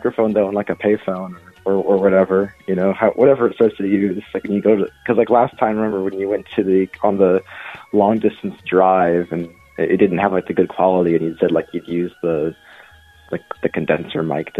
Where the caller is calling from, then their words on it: Tempe, Arizona, United States; I'm calling from Tempe, Arizona.